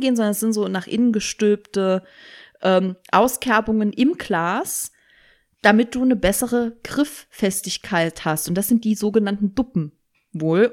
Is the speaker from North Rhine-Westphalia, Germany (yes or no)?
no; Saarland, Germany; Ich bin ja Saarländerin.